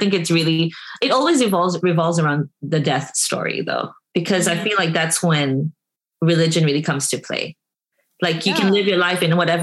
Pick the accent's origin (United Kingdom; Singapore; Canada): Singapore; now in California, United States; I grew up in Singapore